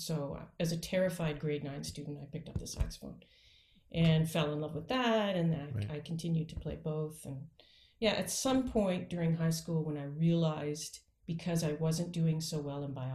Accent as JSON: {"language": "English", "town": "Peterborough", "region": "Ontario", "country": "Canada", "moved": "yes", "lives_now": "Georgia, United States", "said": "I am Canadian, which is, I assume, partly why you asked me to be here on this Canadian band podcast, which is great. So I'm from Peterborough, Ontario"}